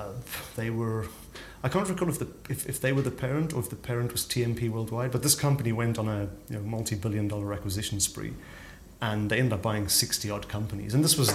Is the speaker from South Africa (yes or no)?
yes; Pretoria, Gauteng, South Africa; growing up in Pretoria in South Africa, which of course is mining central, you know, the platinum belt and all the gold mines around there.